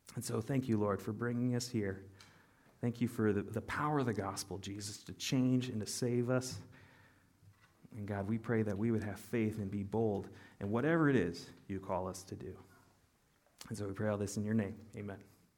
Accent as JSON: {"language": "English", "country": "United States", "said": "as American Christians"}